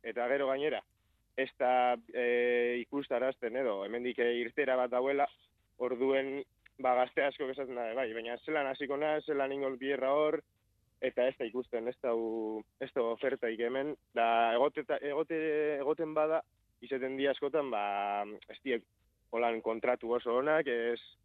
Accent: Elorrio, Basque Country, Spain; elorrizoko gazte bat nazta

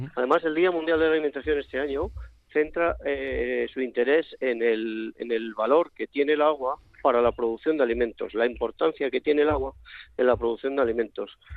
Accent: Carbonero el Mayor, Castile and León, Spain; now in Madrid, Spain; Mi pueblo es un pueblo que se llama Carbonero el Mayor, en la provincia de Segovia.

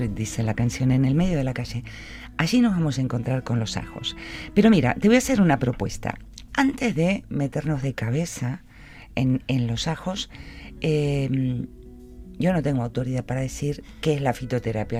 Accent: Argentina; now in Vitoria, Spain; como buena argentina

